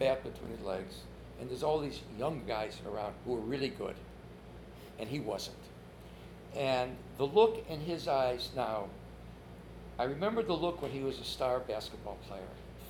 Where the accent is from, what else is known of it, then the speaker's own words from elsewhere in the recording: Chicago, Illinois, United States; I grew up in Chicago. I grew up on the west side to begin with. And I was equidistant to Comiskey Park and Wrigley Field.